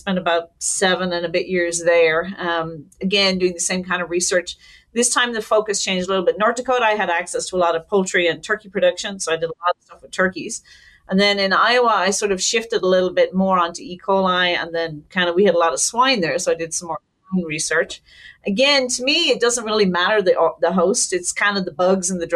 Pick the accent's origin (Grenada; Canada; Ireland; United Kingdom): Ireland; moved away as an adult; now in United States; I'm Irish, born and raised